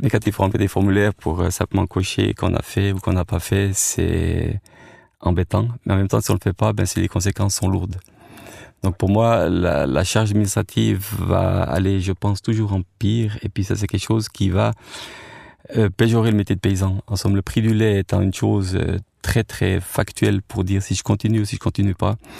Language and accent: French; French-speaking Switzerland, Romandy, Switzerland; Moi, en tant que Suisse roman, j'étais faire ça en Suisse allemande et les Suisses allemands venaient chez nous